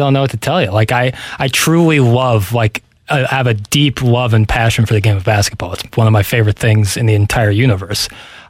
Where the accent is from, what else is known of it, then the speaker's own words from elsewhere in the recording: St. Louis, Missouri, United States; I'm from St. Louis, Missouri.